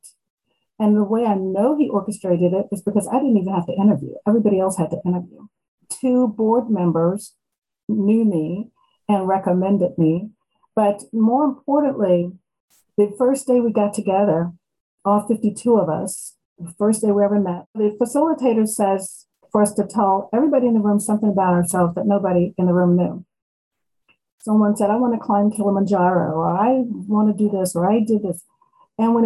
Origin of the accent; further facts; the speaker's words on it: Maryland, United States; I was born and raised in Maryland